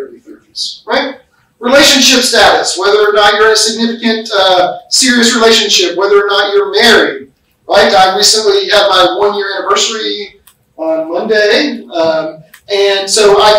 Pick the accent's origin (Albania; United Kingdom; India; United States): United States; The way that I view things as an American